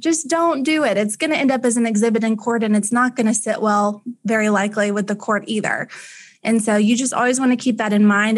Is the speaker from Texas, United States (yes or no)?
yes; Ennis, Texas, United States; I was raised in Ennis, Texas. I went to high school in Ennis.